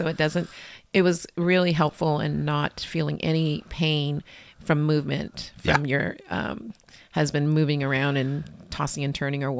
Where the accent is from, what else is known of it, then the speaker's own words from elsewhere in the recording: Lynwood, California, United States; I was born in Linwood, which is a city next to Compton at St. Francis Hospital.